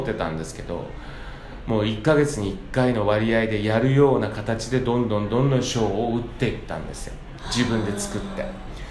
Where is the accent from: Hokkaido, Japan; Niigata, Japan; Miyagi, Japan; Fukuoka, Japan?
Fukuoka, Japan; now in New York, United States; 僕地元が福岡